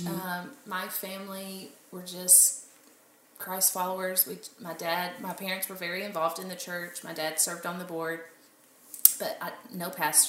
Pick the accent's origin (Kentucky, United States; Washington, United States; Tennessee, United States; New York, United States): Kentucky, United States; moved away as an adult; also born or lived in Oklahoma City; I'm from Kentucky.